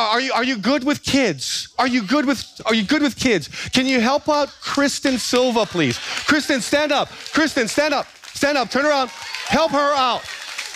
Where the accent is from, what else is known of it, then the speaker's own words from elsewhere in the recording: Big Island, Hawaii, United States; growing up on the Big Island